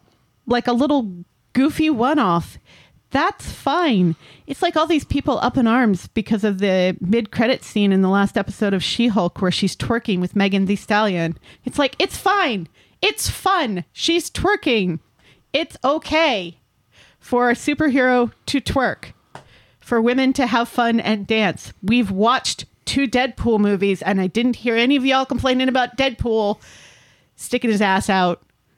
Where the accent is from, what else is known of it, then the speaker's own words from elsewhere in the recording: Connecticut, United States; There used to be a greyhound racing track near where I lived growing up in Connecticut.